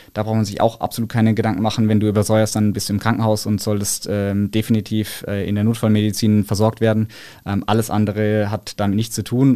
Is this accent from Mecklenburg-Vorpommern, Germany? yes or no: no; Karlsruhe, Baden-Württemberg, Germany; Ich komme ja aus Karlsruhe, das heißt, wir singen dann natürlich unsere Heimathymne